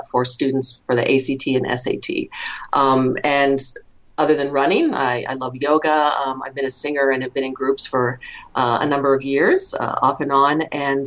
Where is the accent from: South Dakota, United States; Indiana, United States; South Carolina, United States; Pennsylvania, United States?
Pennsylvania, United States; Western; moved away as an adult; also born or lived in Maine / Rochester, New York; now in Southern California, United States; was born in Western Pennsylvania, so go Steelers, still a big Steelers fan. that doesn't go away. Lived in Maine for 6 years because our dad's job took us there, so lived in coastal Maine, beautiful, area to grow up as a kid. Came back to Pennsylvania for high school